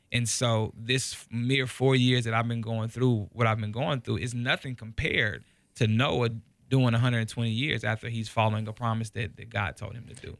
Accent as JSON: {"language": "English", "town": "Kansas City", "region": "Missouri", "country": "United States", "tie": "born or raised there", "moved": "as an adult", "said": "I'm originally from Kansas City, Missouri. uh, born and raised"}